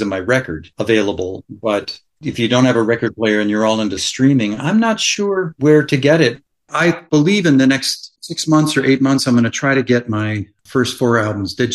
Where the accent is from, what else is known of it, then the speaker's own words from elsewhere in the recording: New England, United States; also born or lived in Nashville, Tennessee; now in Bellingham, United States; I grew up in New England